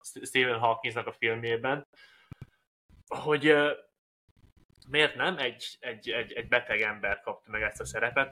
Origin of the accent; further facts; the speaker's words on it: Hungary; mi magyarok vagyunk